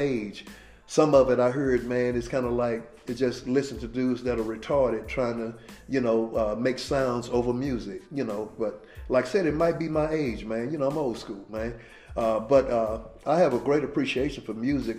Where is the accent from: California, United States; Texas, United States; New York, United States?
Texas, United States; Dallas; a neighborhood where I grew up in Oak Cliff.